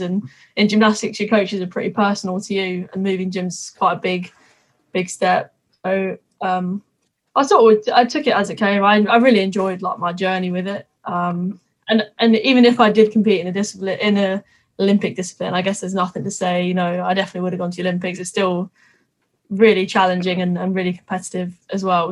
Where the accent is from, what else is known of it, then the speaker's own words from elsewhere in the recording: Twickenham, London, United Kingdom; I'm from Twickenham. I literally have been brought up, born and bred rugby